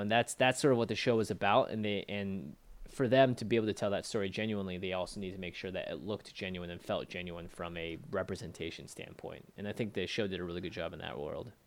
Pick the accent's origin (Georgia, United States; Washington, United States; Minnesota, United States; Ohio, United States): Washington, United States; Seattle; also born or lived in China (ancestry); now in Los Angeles, United States; I'm from Seattle, Washington originally